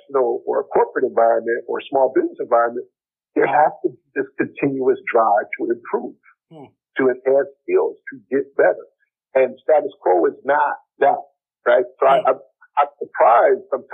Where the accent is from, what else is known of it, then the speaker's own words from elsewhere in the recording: Detroit, Michigan, United States; growing up in Detroit